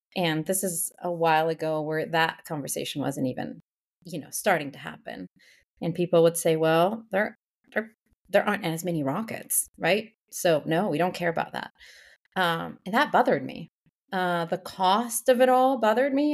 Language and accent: English; Mexico City, Mexico; moved away as an adult; also born or lived in Canada; born and raised in Mexico City